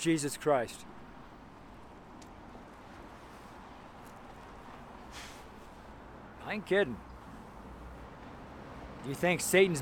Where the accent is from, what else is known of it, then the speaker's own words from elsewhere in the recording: California, United States; now in Colorado, United States; I'm from California, so I never had a problem dressing in California